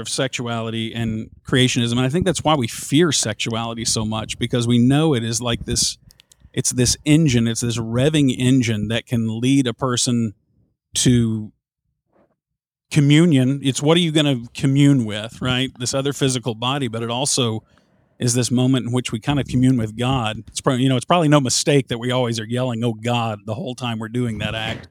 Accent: Southern United States, United States; accent: thick Southern; people there would always comment on my Southern accent.

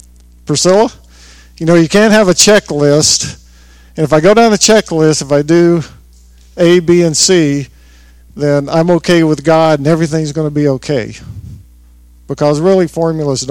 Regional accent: the South, United States; growing up in the South, a lot of people prayed in King James

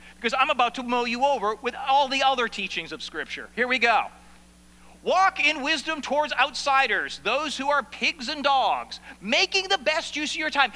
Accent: Maine, United States; moved away; I come from Maine.

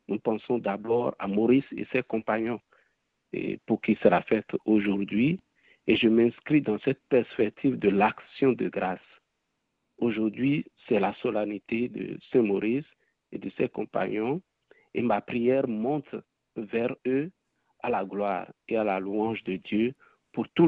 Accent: Benin; Je viens de la République du Bénin, en Afrique de l'Ouest, et je suis d'une fratrie de 12 enfants.

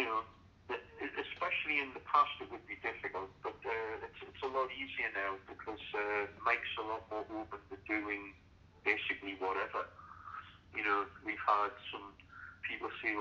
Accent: Newcastle upon Tyne, North East England, United Kingdom; in my hometown of Newcastle in England

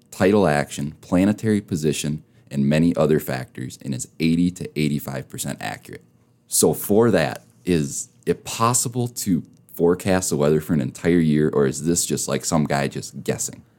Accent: Minnesota, United States; now in Rapid City, United States; I'm from Minnesota originally

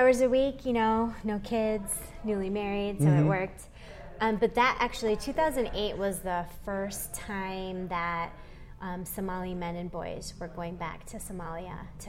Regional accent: Michigan, United States; now in South Dakota, United States; am a child of immigrants, and so those conversations were something I always grew up with. Born and raised in Michigan

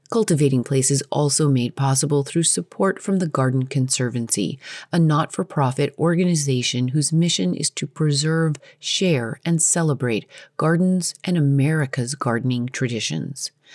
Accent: Colorado, United States; moved away; growing up in Colorado

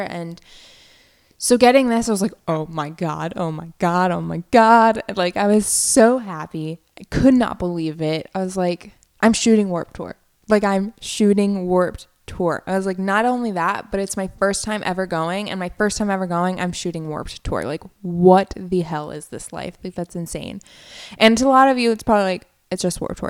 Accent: Virginia, United States; moved away as an adult; also born or lived in Orlando; now in Philadelphia, United States; I was in Virginia, in my hometown, for the month of July.

